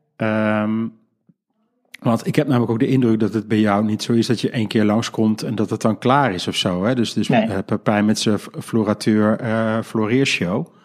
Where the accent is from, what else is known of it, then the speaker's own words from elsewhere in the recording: Geldrop, North Brabant, Netherlands; mijn geboortedorp. namelijk Gelderop.